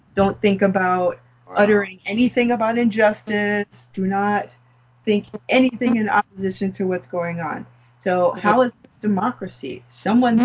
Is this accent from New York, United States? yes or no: yes; New York, United States; growing up in New York